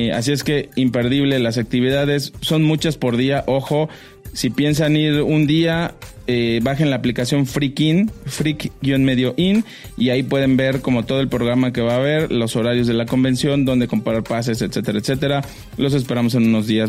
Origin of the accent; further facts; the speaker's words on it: Mexico; como mexicanos